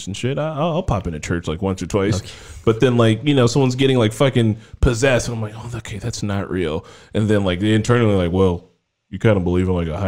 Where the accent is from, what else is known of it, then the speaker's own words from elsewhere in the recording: Gary, Indiana, United States; I grew up in Gary, you know, it was a little rough